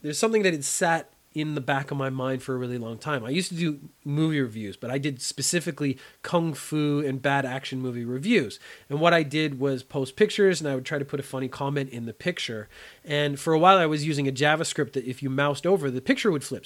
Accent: Canada; growing up in Canada

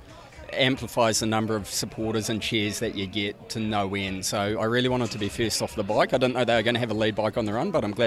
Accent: Auckland, New Zealand; I'm from Auckland, so I'm a Kiwi boy.

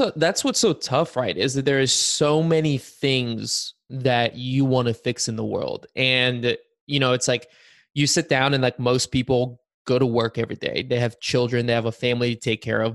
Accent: Bulgaria; now in United States; I was born in Bulgaria

